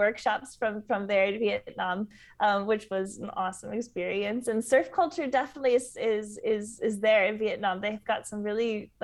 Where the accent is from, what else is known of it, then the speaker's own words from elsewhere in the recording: Southern California, United States; moved away; also born or lived in Peru; growing up in Southern California